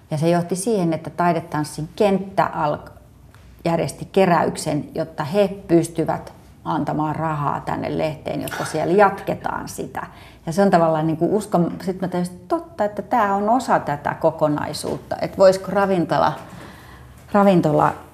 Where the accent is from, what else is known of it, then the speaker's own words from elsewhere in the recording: Lahti, Päijät-Häme, Finland; kerroin, että mä oon Lahdesta tänne.